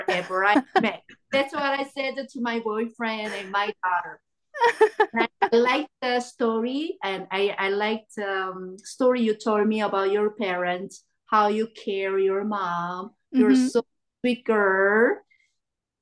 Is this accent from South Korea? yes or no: yes; South Korea; moved away as an adult; now in Moncton, Canada; I was born in Korea, 1975. And we just moved to Canada in 2015.